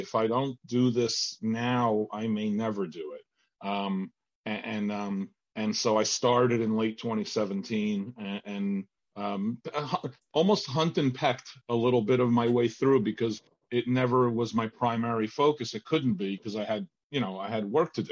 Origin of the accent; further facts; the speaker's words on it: Argentina; moved away; also born or lived in New Jersey; I'm from Argentina originally